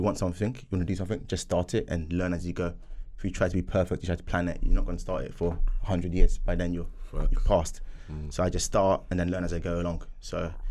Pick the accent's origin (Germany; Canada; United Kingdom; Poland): United Kingdom; Wembley, London; also born or lived in Ghana; Grew up in Wembley.